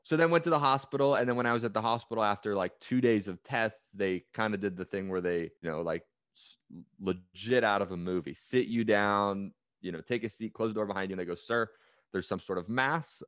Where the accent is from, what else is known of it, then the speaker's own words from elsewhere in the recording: Bay Area, California, United States; I grew up in the Bay Area